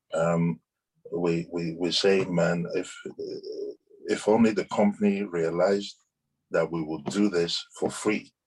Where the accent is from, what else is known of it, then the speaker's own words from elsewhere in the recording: Ibadan, Oyo, Nigeria; moved away; also born or lived in London, United Kingdom; we were growing up in Ibadan, we had all those small planes flying